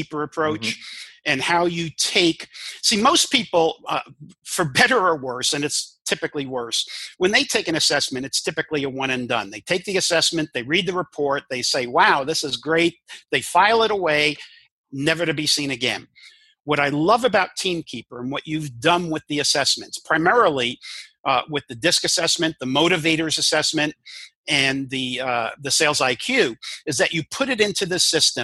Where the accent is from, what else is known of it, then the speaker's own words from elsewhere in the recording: New York City, New York, United States; first language English; I grew up in New York and Brooklyn